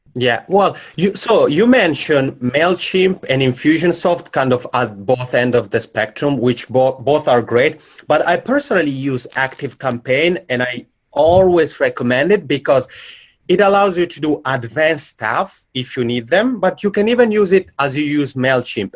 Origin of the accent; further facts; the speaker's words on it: Italian-speaking part of Switzerland, Italian-speaking Switzerland, Switzerland; accent: macaroni accent; English is a second language; moved away as an adult; now in Helsinki, Finland; I'm originally from the Italian-speaking part of Switzerland, so that's where my macaroni accent comes from, and I've lived here in Helsinki for five years.